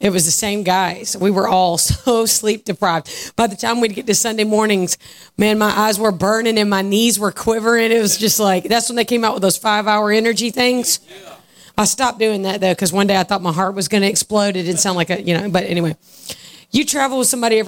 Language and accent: English; Georgia, United States; I'm from Georgia.